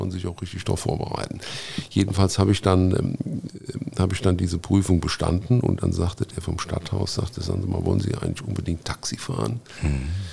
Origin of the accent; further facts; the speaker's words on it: Montabaur, Rhineland-Palatinate, Germany; Also ich bin gebürtig äh, aus Munterbauer, ein aufrechter Westerwälder, wie man so schön sagt. Ähm, da bin ich äh, auch aufgewachsen